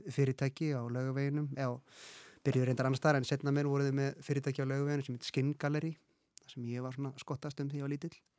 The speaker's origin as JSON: {"language": "Icelandic", "town": "Reykjavík", "region": "Capital Region", "country": "Iceland", "tie": "born or raised there", "said": "ég er uppalinn í Vesturbænum og verið þar alla mín æfi"}